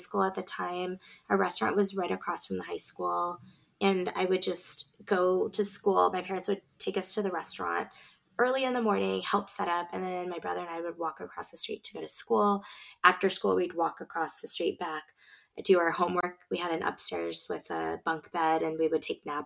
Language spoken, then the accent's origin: English; Beaverton, Oregon, United States; also born or lived in Galang refugee camp, Indonesia; We grew up in Beaverton. It happens to be the most diverse city in the whole state of Oregon